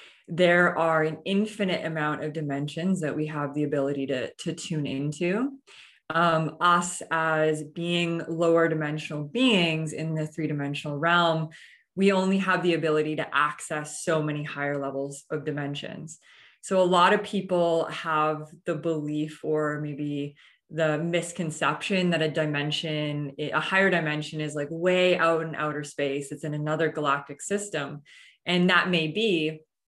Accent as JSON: {"language": "English", "country": "Canada", "moved": "as an adult", "lives_now": "Austin, United States", "said": "I recently just moved to Austin, Texas. I'm originally from Canada."}